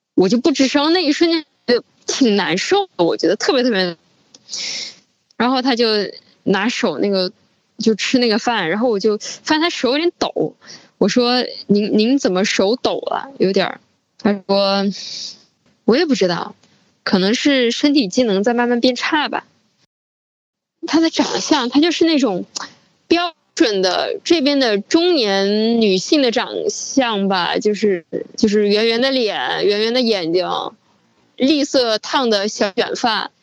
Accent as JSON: {"language": "Chinese", "town": "Wuhan", "region": "Hubei", "country": "China", "also_born_or_lived": "Beijing", "moved": "yes", "said": "今年二十六岁。嗯，我是之前一直在北京这边工作，然后是一月十九号从北京这边坐高铁回武汉"}